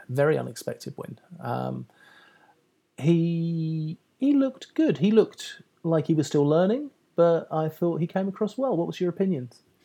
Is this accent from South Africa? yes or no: no; United Kingdom; I'm British